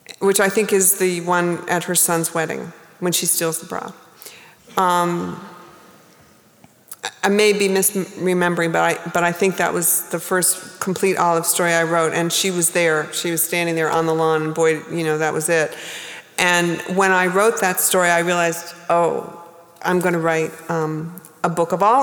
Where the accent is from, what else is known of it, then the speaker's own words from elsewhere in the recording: New England, United States; moved away as an adult; also born or lived in New Hampshire / Maine; now in New York, United States; I lived there a long time before I understood that I was from New England